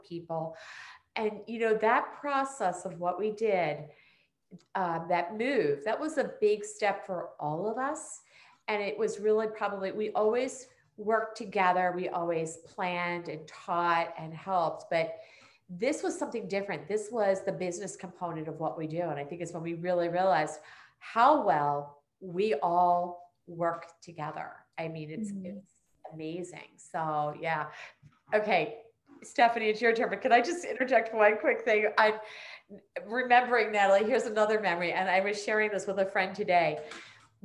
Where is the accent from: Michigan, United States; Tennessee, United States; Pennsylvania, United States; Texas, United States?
Pennsylvania, United States; Prospect Park; when we moved from Swarthmore to Prospect Park, this being my hometown